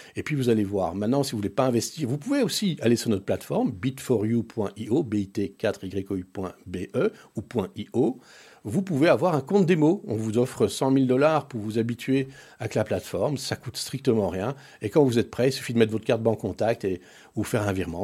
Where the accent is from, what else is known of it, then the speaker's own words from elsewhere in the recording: Brussels, Brussels-Capital Region, Belgium; also born or lived in Paris, France; nous sommes arrivés en Belgique en 1971